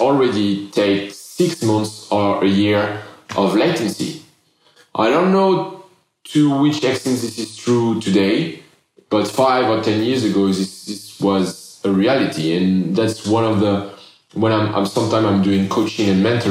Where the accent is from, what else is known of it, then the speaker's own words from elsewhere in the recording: France; accent: French; first language French; English is a second language; moved away as an adult; also born or lived in Bali; growing up in France, I think that I've been very lucky